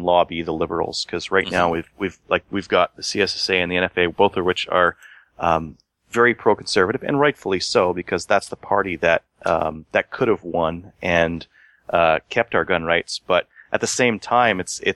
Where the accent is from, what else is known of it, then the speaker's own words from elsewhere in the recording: St. Paul, Alberta, Canada; from the St. Paul area